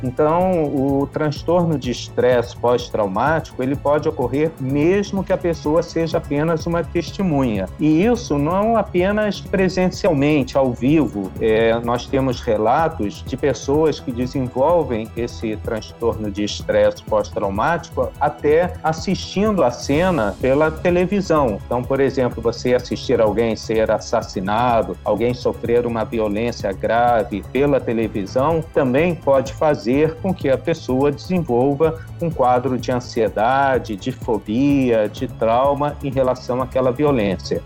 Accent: Rio de Janeiro, Brazil; como carioca

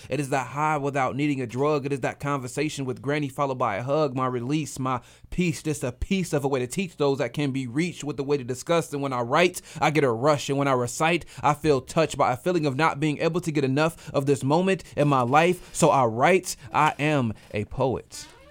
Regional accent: Grand Rapids, Michigan, United States; Grand Rapids, Michigan, my hometown

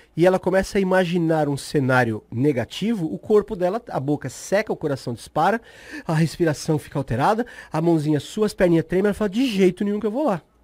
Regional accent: São Paulo, Brazil; moved away as an adult; sou de São Paulo, me mudei uhum. para cá há quatro, cinco meses

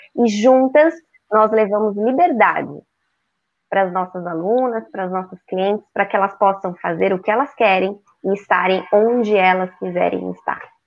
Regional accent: São Paulo, Brazil; moved away as an adult; now in Florianópolis, Brazil; Sou paulistana, moro há 20 anos aqui em Florianópolis, Santa Catarina

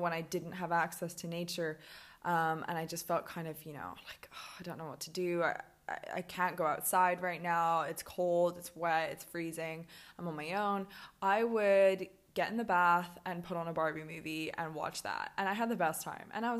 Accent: Hong Kong; also born or lived in Birmingham, United Kingdom; now in Mexico; I grew up in Hong Kong on an island and I was by the water my whole life.

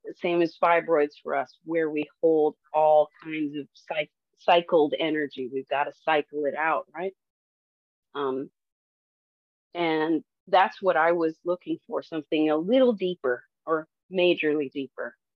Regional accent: Detroit, Michigan, United States; moved away; I'm from Detroit

